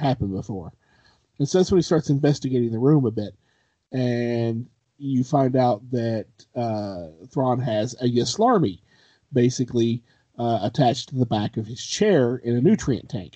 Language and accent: English; Kentucky, United States; I'm from Kentucky